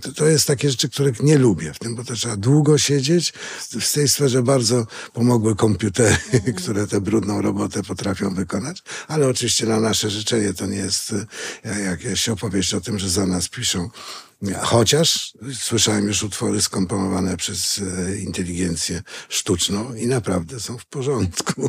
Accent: Greater Poland, Poland; jestem też trochę wielkopolanin. Wchodziłem tam do czterech ogólniaków, skończyłem tam studia

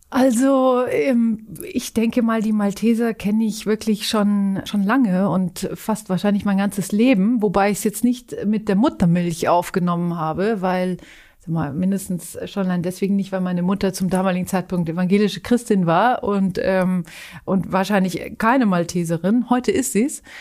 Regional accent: Zurich, Switzerland; Und dann war eigentlich ein soziales Engagement, das ich in Zürich, äh, meiner Heimatstadt, ähm, ausgeübt habe, in einer Notschlafstelle für, für Obdachlose.

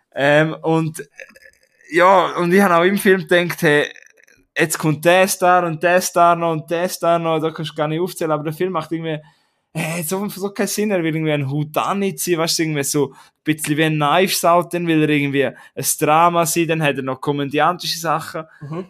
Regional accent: Prättigau, Graubünden, Switzerland; Wir sagen bei uns in Prättigau oder in Graubünden sagen wir Hitch

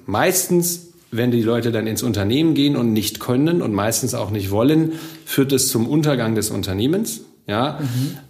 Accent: Bochum, North Rhine-Westphalia, Germany; Ich komme aus Bochum, also ich bin aus dem Ruhrgebiet, ich bin hier groß geworden

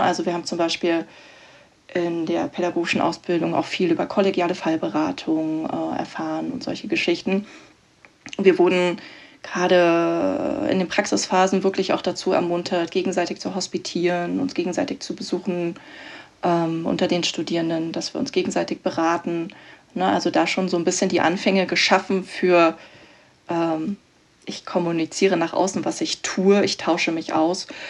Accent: Berlin, Germany; also born or lived in Bavaria; ich komme ursprünglich auch aus Berlin, also ähm, vom Rand Berlin

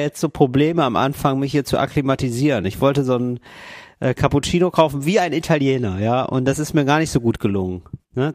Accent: Germany; moved away as an adult; now in Italy; Als Deutscher aufzufallen

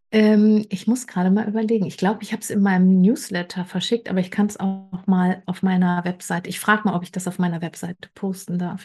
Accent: Bergisches Land, North Rhine-Westphalia, Germany; now in Hamburg, Germany; Ich komme ursprünglich aus dem Bergischen Land und lebe jetzt ähm, in Hamburg.

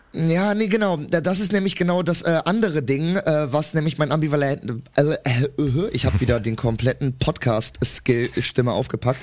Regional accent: Cologne, North Rhine-Westphalia, Germany; ich komme ja aus Köln und vor allem komme ich auch aus nicht einer schönen Ecke aus Köln. Ich komme aus Köln-Mühlheim

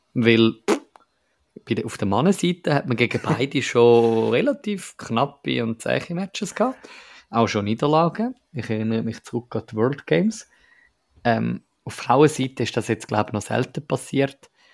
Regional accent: Switzerland; als Schweizer

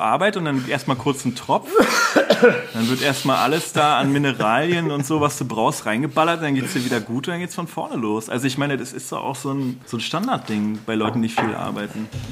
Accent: Berlin, Germany; ich habe ja selber in Prenzlauer Berg gewohnt

